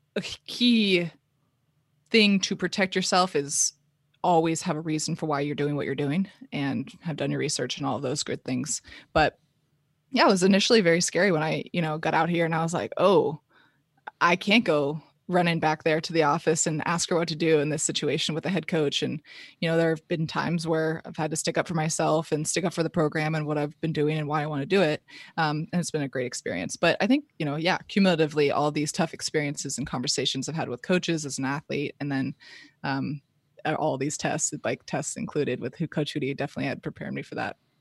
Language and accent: English; Palo Alto, California, United States; born and raised in Palo Alto, California, Bay Area